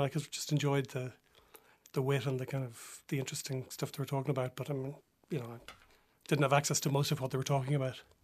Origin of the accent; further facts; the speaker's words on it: Dublin, Leinster, Ireland; I'm from Dublin